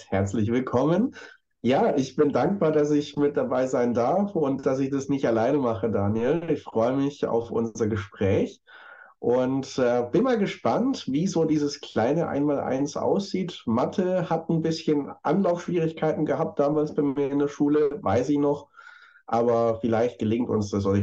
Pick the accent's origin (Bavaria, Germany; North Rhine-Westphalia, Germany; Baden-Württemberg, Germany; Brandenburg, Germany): Baden-Württemberg, Germany; Stuttgart; accent: Swabian; ich bin gebürtig Schwabe und so in Stuttgart geboren und dann auch schwäbisch aufgewachsen